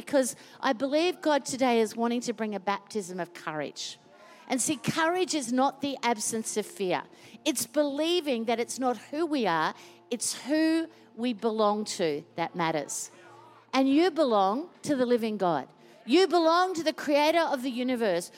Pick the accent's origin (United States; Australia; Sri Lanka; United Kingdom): Australia; Queensland; now in Melbourne, Australia; I was born in Queensland